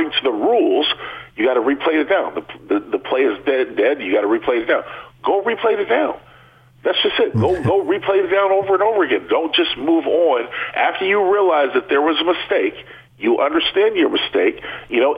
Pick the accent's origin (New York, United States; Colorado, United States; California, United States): California, United States; San Diego; growing up in San Diego